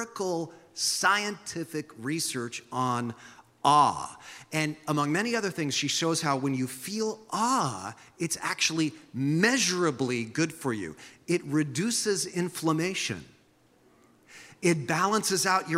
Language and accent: English; San Jose, California, United States; now in Santa Cruz, United States; I remember growing up in San Jose